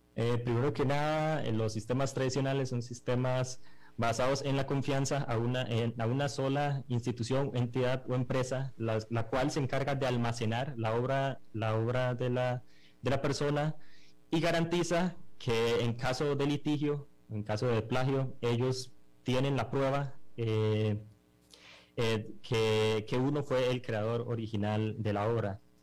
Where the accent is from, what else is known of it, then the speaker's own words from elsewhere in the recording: Costa Rica; nosotros somos unos emprendedores costarricenses que desarrollamos esta aplicación completamente en Costa Rica